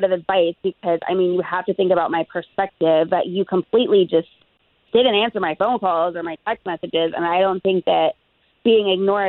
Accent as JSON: {"language": "English", "region": "New England", "country": "United States", "moved": "yes", "lives_now": "Florida, United States", "said": "I'm from New England, so it's like, you know, it's a little bit cooler. It's not as humid."}